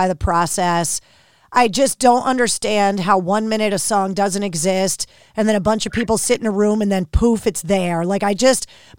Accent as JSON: {"language": "English", "region": "Northeast", "country": "United States", "tie": "born or raised there", "said": "I grew up in the Northeast"}